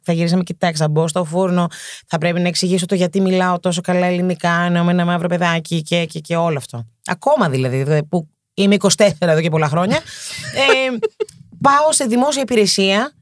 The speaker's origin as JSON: {"language": "Greek", "town": "Athens", "region": "Attica", "country": "Greece", "tie": "born or raised there", "said": "Γεννήθηκα και μεγάλωσα στην Κυψέλη. Ναι, είμαι παιδί του κέντρου. Κέντρο Αθήνα"}